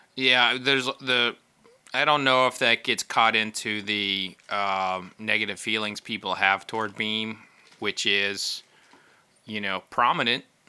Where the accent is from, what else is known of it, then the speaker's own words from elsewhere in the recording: Oklahoma, United States; I grew up in Oklahoma